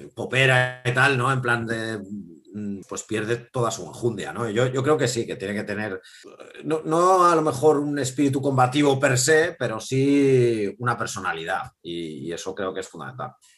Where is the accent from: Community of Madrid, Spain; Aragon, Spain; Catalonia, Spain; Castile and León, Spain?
Community of Madrid, Spain; Madrid; soy madrileño